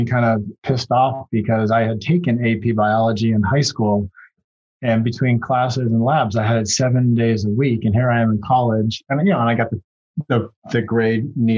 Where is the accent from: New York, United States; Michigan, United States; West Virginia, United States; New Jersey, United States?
New York, United States; Pittsford; I grew up outside of Rochester, New York, in a small town, Pittsford, New York